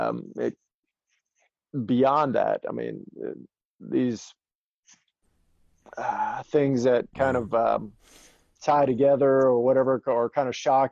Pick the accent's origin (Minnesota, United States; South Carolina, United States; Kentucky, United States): South Carolina, United States; Charleston; I'm from James Island too.